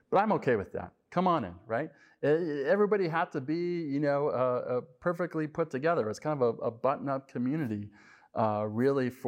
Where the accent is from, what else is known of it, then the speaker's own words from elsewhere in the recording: Colorado, United States; moved away as an adult; also born or lived in St. Louis; when I was uh, in my late 20s, I moved from Colorado to St. Louis. And when I went to St. Louis, I was uh, sort of a uh, Colorado mountain guy, I guess you could say.